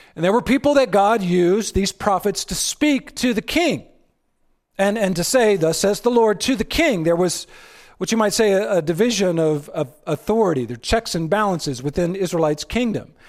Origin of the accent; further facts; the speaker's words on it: Texas, United States; I'm from Texas